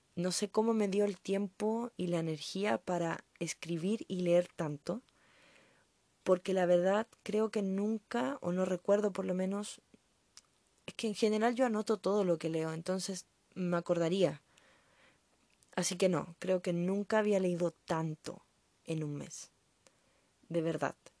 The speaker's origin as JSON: {"language": "Spanish", "country": "Chile", "said": "Yo soy chilena, así que no lo notaron por mi acento"}